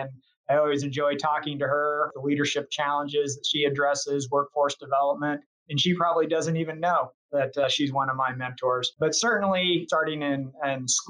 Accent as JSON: {"language": "English", "town": "Chico", "region": "California", "country": "United States", "tie": "born or raised there", "said": "I actually grew up in Chico, California, and that's a small farming community in the Northern Valley, north of Sacramento"}